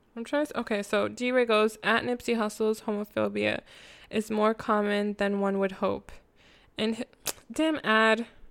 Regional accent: Jamaica; I'm Jamaican.

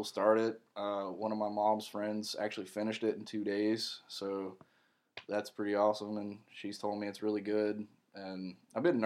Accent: Morganton, North Carolina, United States; my hometown of Morganton, where the Broughton State Hospital is

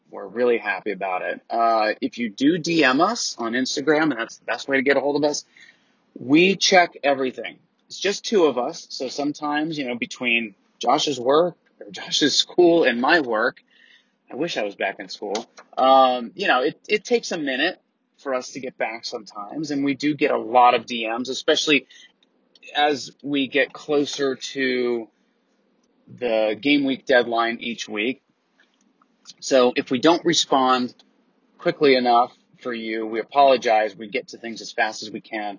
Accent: Atlanta, Georgia, United States; We're from Atlanta in the United States.

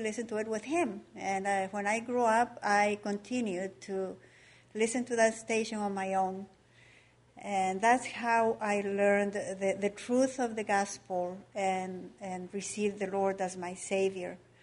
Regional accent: Ecuador; moved away as an adult; now in United States; I was born and raised in Ecuador, uh, a Catholic country

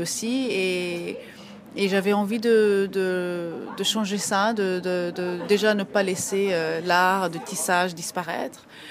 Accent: Ethiopia; moved away; je vais tout le temps en Éthiopie, donc je suis d'Éthiopie

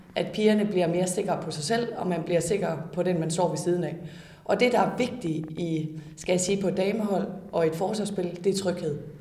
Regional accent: Denmark

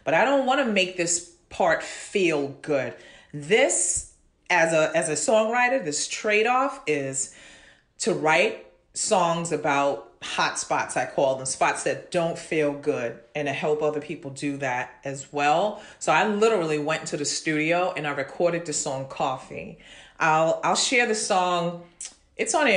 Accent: New York City, New York, United States; growing up in Brooklyn, Flatbush Avenue

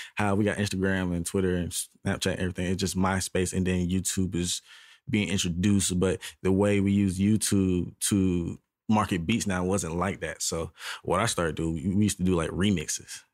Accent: Charleston, South Carolina, United States; now in Atlanta, United States; I'm from South Carolina, which is close to, you know what I'm saying, Atlanta, but it's a little more country-ier.

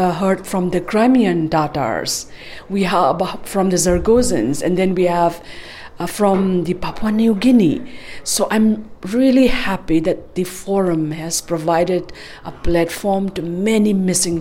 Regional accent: Manipur, India; I am from Manipur, which is an indigenous Asiatic nation state located in the northeast of India, bordering Burma.

